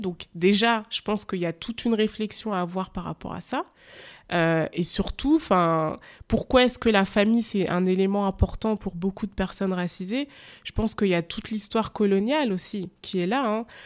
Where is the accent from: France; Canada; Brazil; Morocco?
France; je suis née dans un, en France